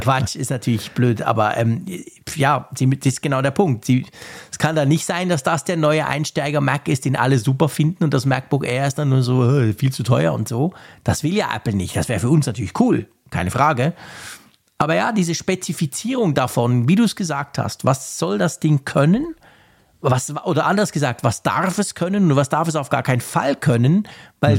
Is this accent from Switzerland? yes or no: yes; Switzerland; bei uns in der Schweiz